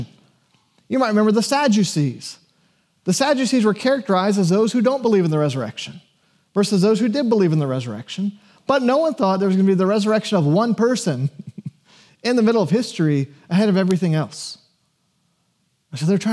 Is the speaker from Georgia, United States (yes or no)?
yes; Georgia, United States; I was born in Georgia in the 80s and was taken to church